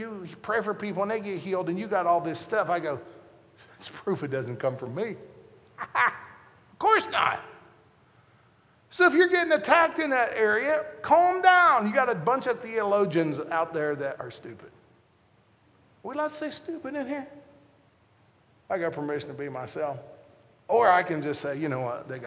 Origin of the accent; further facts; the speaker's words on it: Southern Ohio, United States; I'm from Southern Ohio where we don't pronounce the O.